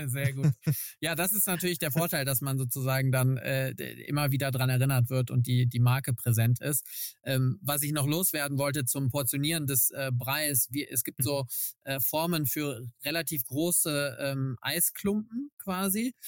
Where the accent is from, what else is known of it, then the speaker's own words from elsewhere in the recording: Cologne, North Rhine-Westphalia, Germany; ich bin äh, in Köln geboren, äh, eine echte Kölsche Jung